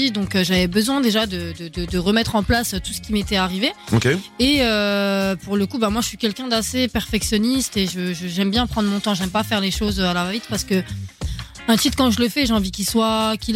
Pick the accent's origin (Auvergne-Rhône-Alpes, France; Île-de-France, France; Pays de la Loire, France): Île-de-France, France; Argenteuil; et moi, je viens, ah, je d'Argenteuil, je suis obligée de le mentionner.